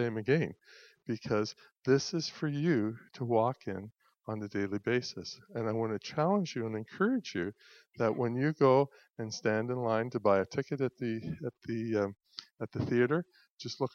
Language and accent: English; Pictou, Nova Scotia, Canada; moved away; I'm from Pictou.